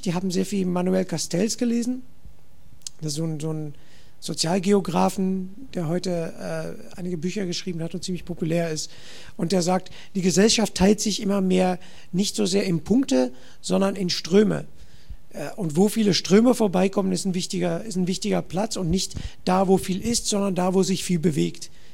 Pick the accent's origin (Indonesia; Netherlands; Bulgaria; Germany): Netherlands; German is a second language; ich komme aus Holland